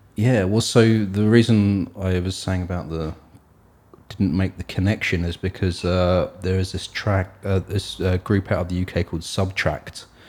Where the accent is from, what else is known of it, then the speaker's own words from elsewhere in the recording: Hastings, South East England, United Kingdom; moved away; Sussex, which is where I am from, this is, I was born in Sussex, in Hastings.